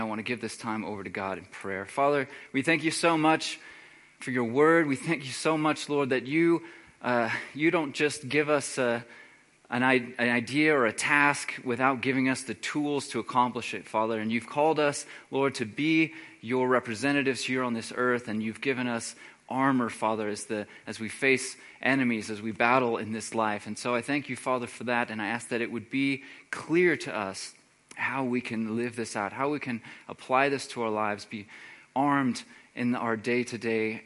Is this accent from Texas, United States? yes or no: yes; Texas, United States; moved away; I'm originally from Texas